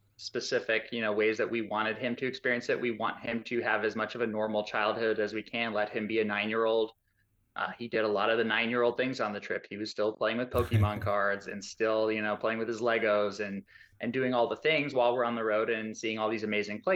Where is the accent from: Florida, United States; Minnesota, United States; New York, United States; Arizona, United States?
Arizona, United States; We're from Arizona, so we're desert Southwest people